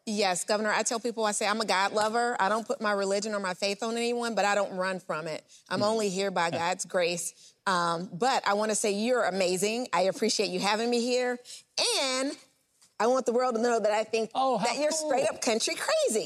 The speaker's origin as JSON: {"language": "English", "region": "Louisiana", "country": "United States", "tie": "born or raised there", "said": "I grew up in Louisiana. I'm a Louisiana girl"}